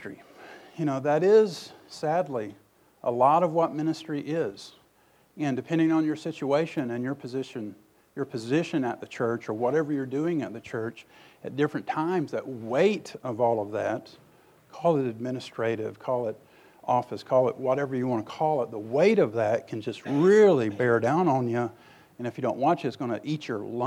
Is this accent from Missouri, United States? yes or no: no; Tupelo, Mississippi, United States; When I grew up in Tupelo, Mississippi